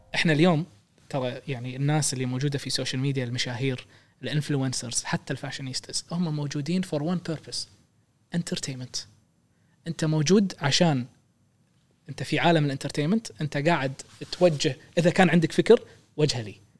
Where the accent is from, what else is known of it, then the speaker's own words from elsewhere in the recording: Kuwait; احنا عندنا بالكويت